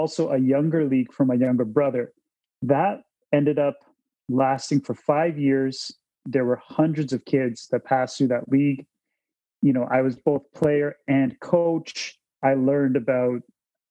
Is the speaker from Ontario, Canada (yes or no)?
yes; Toronto, Ontario, Canada; I'm born and raised in Toronto, Ontario, Canada. And I was brought up here